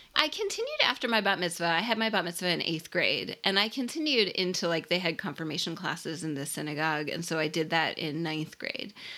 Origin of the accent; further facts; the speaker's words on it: Philadelphia, Pennsylvania, United States; I grew up in Philadelphia